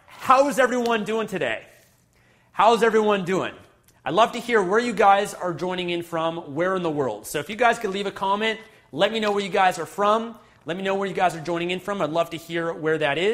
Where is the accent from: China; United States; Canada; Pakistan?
Canada; also born or lived in Vancouver, British Columbia; Fellow Canadians, I'm joining in from Vancouver, British Columbia